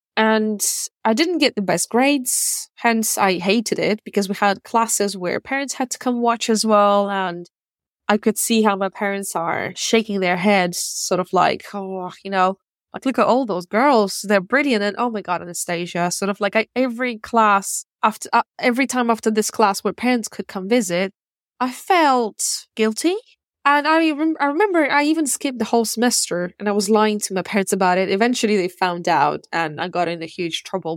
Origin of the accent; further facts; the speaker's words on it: Russia; also born or lived in Ukraine / United States / Czech Republic; now in United Kingdom; I was born in Ukraine and I grew up in Russia. I lived in America, Czech Republic, and now I live in the U K.